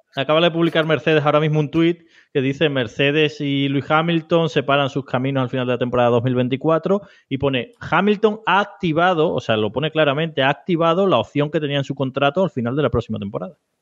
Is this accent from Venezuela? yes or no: no; Spain; nosotros somos españoles